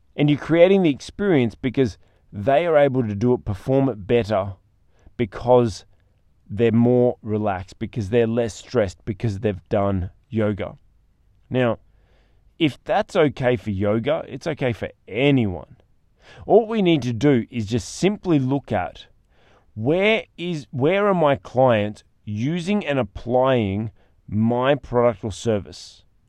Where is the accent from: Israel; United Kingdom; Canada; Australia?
Australia; as an Australian